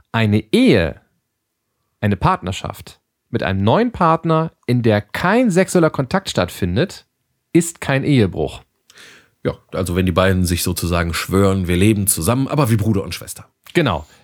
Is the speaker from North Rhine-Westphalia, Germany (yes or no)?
no; Lower Saxony, Germany; born there; now in Ruhr, Germany; jetzt muss ich mal als, als gebürtiger Südoldenburger dagegen kloppen. Ähm, dafür kennt man hier im Ruhrgebiet, da wo wir beide nun auch sind